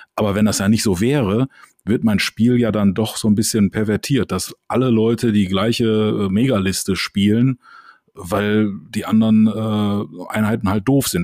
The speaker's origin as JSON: {"language": "German", "town": "Düsseldorf", "region": "North Rhine-Westphalia", "country": "Germany"}